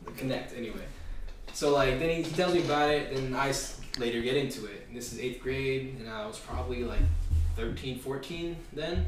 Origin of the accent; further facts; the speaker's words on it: West Covina, California, United States; also born or lived in Baldwin Park, California; my parents moved into West Covina, and that's like kind of like where the rest of my life has been taking place